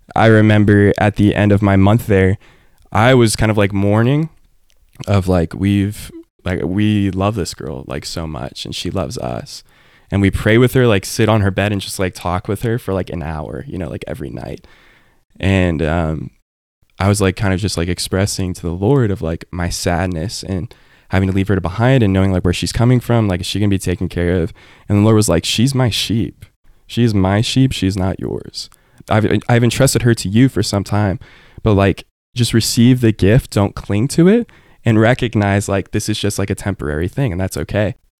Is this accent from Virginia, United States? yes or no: no; Cypress, Texas, United States; I grew up in a suburb of Houston. You know, I grew up in Cyprus